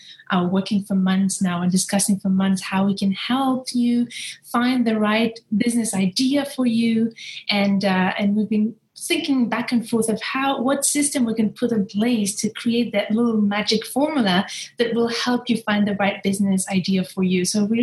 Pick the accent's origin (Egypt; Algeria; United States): Algeria; I come from Algeria, but I was raised across 8 countries. I'm an expat child in a way, I'm a third culture kid. I've been moving my whole life, moved from a country to another.